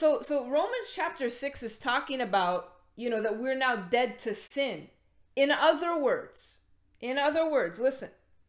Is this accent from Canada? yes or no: yes; Canada; we're Canadian